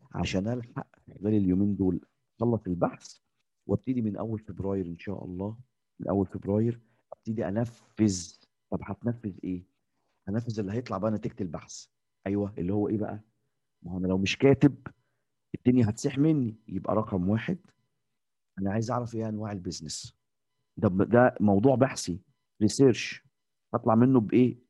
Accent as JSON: {"language": "Arabic", "country": "Egypt", "said": "إحنا المصريين، إحنا كمصريين"}